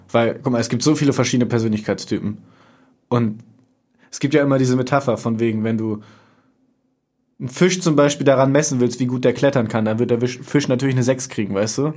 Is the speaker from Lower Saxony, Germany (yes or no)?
yes; Oldenburg, Lower Saxony, Germany; moved away as an adult; now in Bremen, Germany; Ich komme ursprünglich auch aus Oldenburg, aber wohne mittlerweile in Bremen